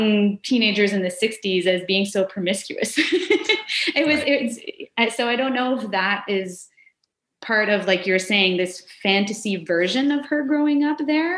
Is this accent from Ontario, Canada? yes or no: no; Kanesatake, Quebec, Canada; I was in a small village. I'm from Gunnestaugé, so I was at the local Oka video store